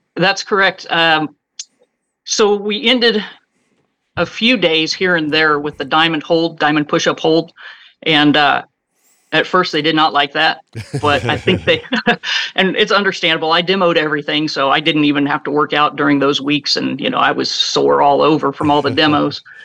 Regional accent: Kansas, United States; moved away as an adult; moved back to Kansas, my hometown

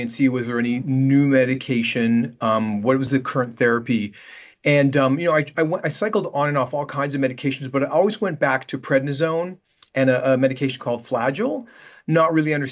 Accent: Canada; moved away as an adult; also born or lived in Vancouver, Canada; now in Manhattan Beach, United States; I'm Canadian, and um, I practiced in Canada for about ten years in Vancouver before moving down to Los Angeles, and I've been here in Manhattan Beach for the last 20 years.

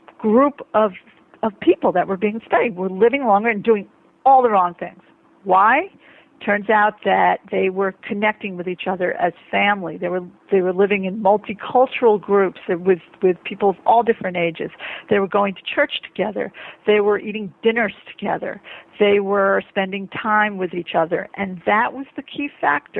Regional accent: New York, United States; I'm speaking as a New Yorker

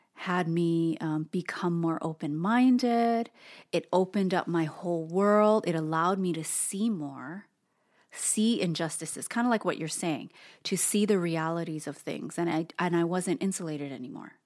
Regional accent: Hawaii, United States; an Asian American person who was born and raised in Hawaii

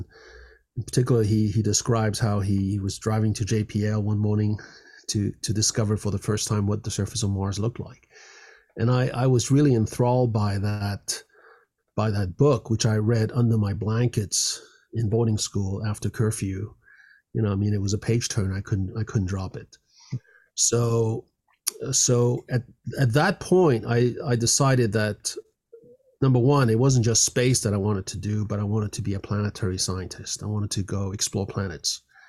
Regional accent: France; And so I spent the rest of my schooling growing up in France.

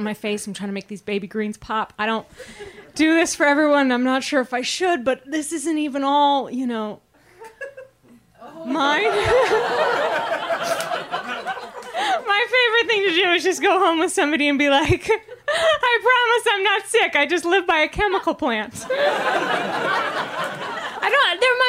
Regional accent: Maine, United States; now in Los Angeles, United States; I grew up in Maine, and Mainers aren't like a very vain people

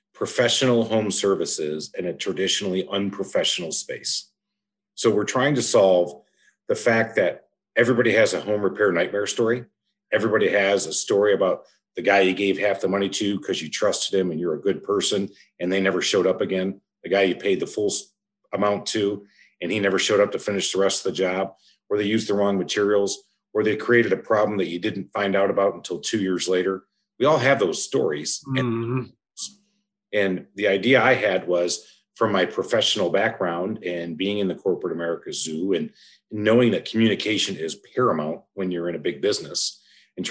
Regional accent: Michigan, United States; now in Atlanta, United States; I'm from Michigan

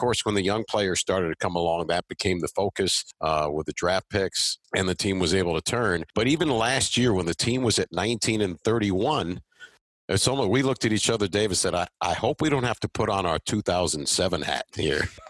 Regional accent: New York, United States; moved away; when I was growing up in New York

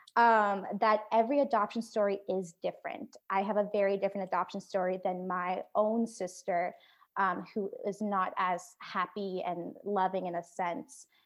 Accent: Oregon, United States; moved away as an adult; also born or lived in Da Nang, Vietnam; now in Nashville, United States; I was born in The Nang, Vietnam, and I was adopted to the United States where, um, I grew up in Oregon

